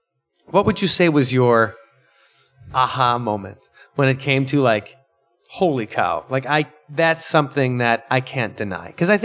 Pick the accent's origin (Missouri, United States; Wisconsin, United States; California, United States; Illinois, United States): Wisconsin, United States; Milwaukee; moved away as an adult; now in Madison, United States; we're not from Madison. We're just from the Milwaukee area. And so, but came to Madison for college and stuck around.